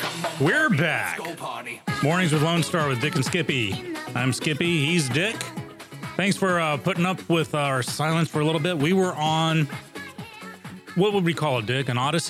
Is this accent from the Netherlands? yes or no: no; England, United Kingdom; moved away; I grew up in England.